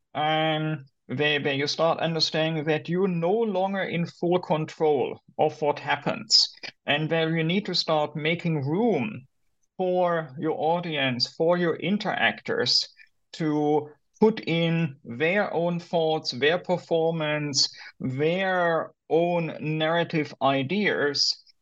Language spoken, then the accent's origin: English; Germany; moved away as an adult; also born or lived in United States; I'm originally from Germany.